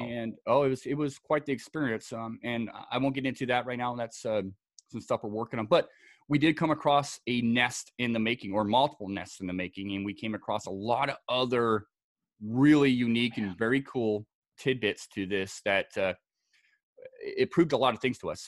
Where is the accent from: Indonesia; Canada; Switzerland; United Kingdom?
United Kingdom; Scotland; also born or lived in Southern California; now in United States; I was uh, born and raised in Scotland